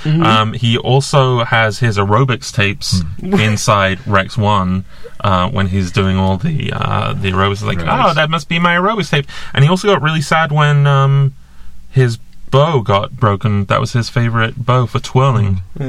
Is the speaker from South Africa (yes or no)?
no; England, United Kingdom; I'm not from China. I'm from England.